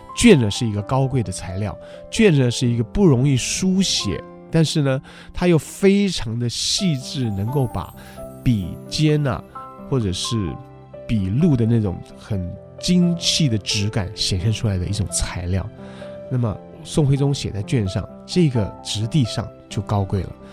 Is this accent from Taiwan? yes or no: yes; Taiwan; 我们台湾话说办事